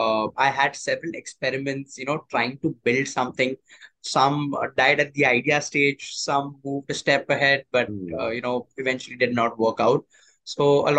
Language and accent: English; Mumbai, Maharashtra, India; I've studied and born and brought up in Bombay itself